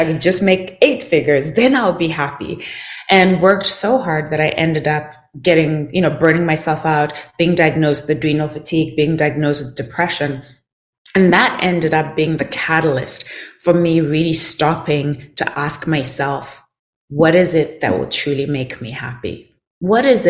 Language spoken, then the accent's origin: English; Zimbabwe; I grew up in Zimbabwe